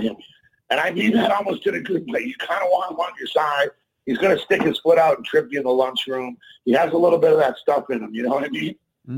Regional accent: Baltimore, Maryland, United States; I'm from Baltimore

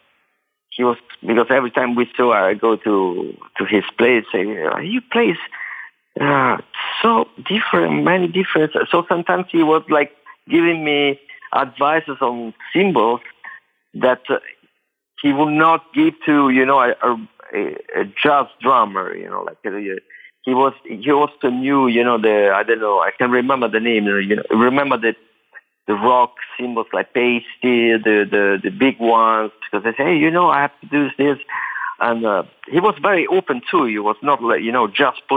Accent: Rome, Lazio, Italy; also born or lived in Naples; my family comes from Naples. I'm born and raised in Rome

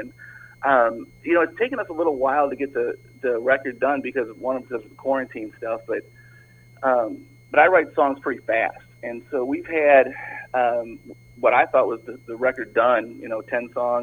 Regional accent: Toledo, Ohio, United States; now in Tampa, United States; I'm originally from Toledo.

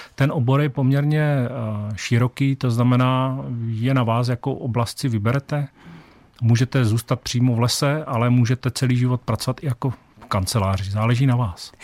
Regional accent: Olomouc, Olomouc Region, Czechia; A já jsem v podstatě rodilý Hanák z Olomouce

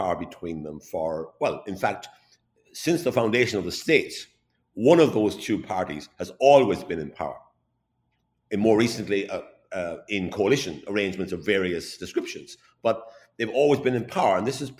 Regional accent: Ireland; moved away as an adult; now in New York, United States; when I was growing up in Ireland in the 1960s, 70s, and even into the 80s

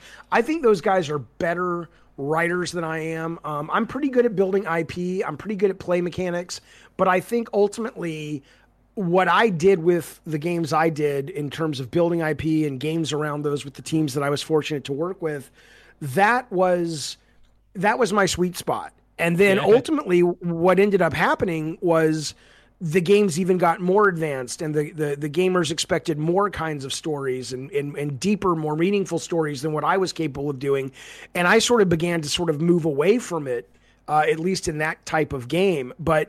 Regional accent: Santa Monica, California, United States; oh, these guys are in my hometown. They're in Santa Monica.

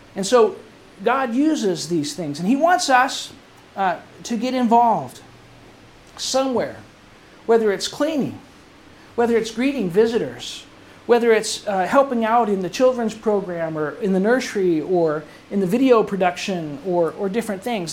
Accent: England, United Kingdom; moved away; my youth growing up in England when I was going to school in England

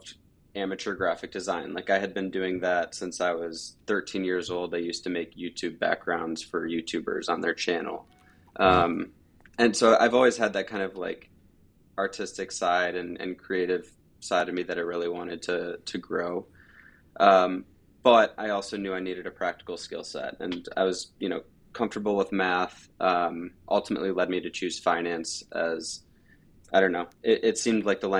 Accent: Chagrin Falls, Ohio, United States; I grew up in Cleveland, Ohio, the east side in a small town called Chagrin Falls

